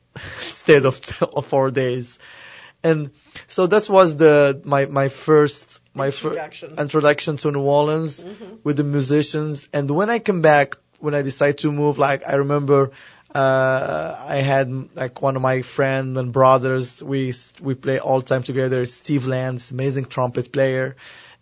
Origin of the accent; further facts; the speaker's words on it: Morocco; English is a second language; moved away; I'm originally from Morocco, and I grew up between music from Spain, Mediterranean